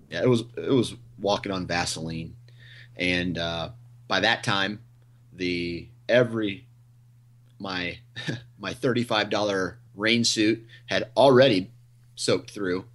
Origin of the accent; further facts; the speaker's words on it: Iowa, United States; I'm from Iowa. I think where I live is like three hundred foot elevation.